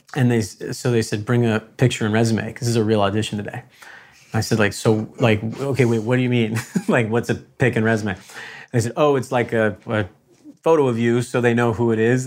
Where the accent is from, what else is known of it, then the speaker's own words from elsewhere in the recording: Connecticut, United States; I'm from Connecticut